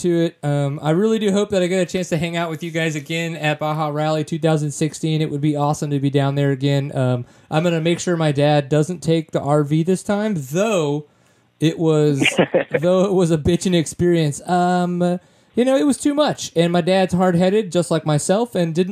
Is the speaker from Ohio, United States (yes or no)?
no; Louisiana, United States; moved away; also born or lived in Texas; growing up in Louisiana, doing enduros, all that kinds of stuff, and then kind of coming to Texas